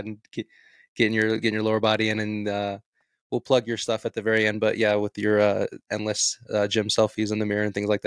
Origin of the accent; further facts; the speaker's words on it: Las Vegas, Nevada, United States; I'm originally from Las Vegas, Nevada, so I kind of moved just I'm still within the state of Nevada, just in a different area